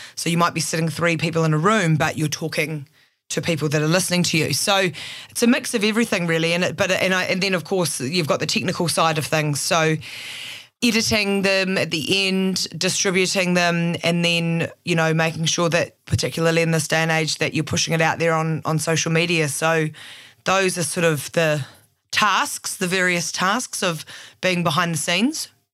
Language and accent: English; Christchurch, Canterbury, New Zealand; also born or lived in Auckland; now in Christchurch, New Zealand; I grew up in Christchurch, moved to Auckland once I finished journalism at the University of Canterbury.